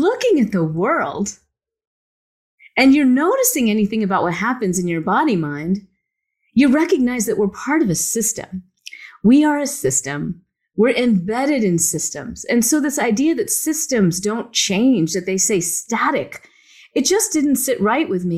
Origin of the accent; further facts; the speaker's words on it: the South, United States; I grew up in the South and all my friends were Baptist